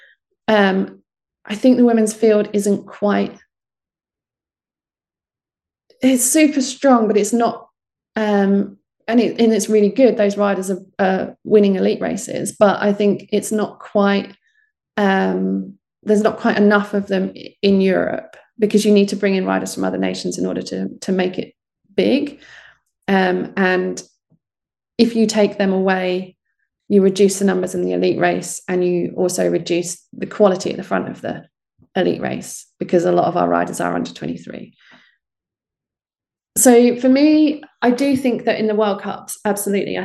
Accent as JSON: {"language": "English", "country": "United Kingdom", "said": "you're British"}